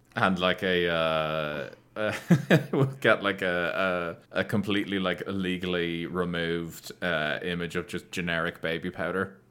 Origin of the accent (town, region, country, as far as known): Ireland